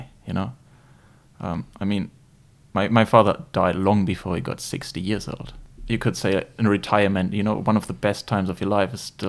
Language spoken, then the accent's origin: English; Germany; accent: German; English is a second language; moved away; I'm originally from Germany, as you might pretty easily hear from my accent.